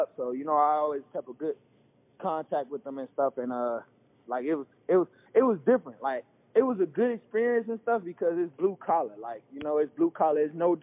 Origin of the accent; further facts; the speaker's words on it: Chicago, Illinois, United States; also born or lived in Ohio; I'm from Chicago